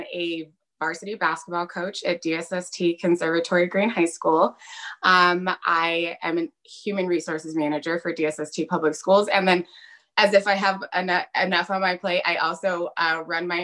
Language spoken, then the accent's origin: English; Colorado, United States; I was born and raised in Colorado